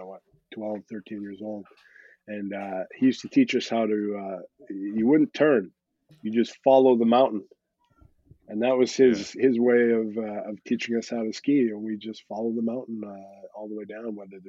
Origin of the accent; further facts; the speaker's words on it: Squamish, British Columbia, Canada; moved away as an adult; also born or lived in New Zealand / France; growing up in Squamish back in the day